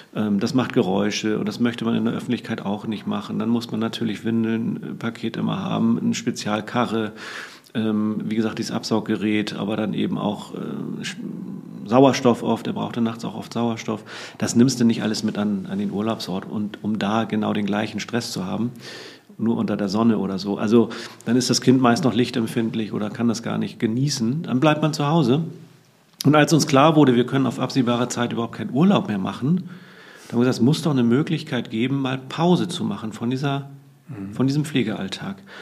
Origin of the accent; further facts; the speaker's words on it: Hamburg, Germany; also born or lived in Cuxhaven; Geboren bin ich allerdings in Cuxhaven, aber meine Eltern haben mich recht früh hier nach Hamburg getragen als ich noch nicht laufen konnte und bin im Grunde auch hier in den Walddörfern im Norden Hamburgs groß geworden